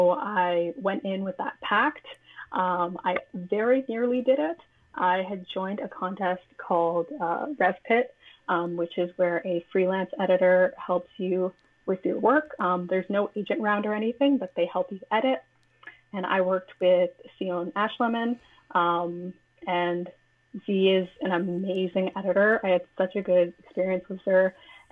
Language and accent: English; Toronto, Ontario, Canada; I'm from Toronto, but I wasn't living in Toronto at the time, and I was very, very homesick. And I wanted to immerse myself in the place that I grew up